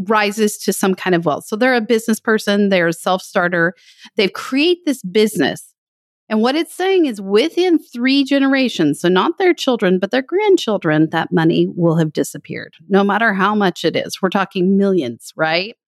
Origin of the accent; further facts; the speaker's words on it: West Texas, United States; I grew up in West Texas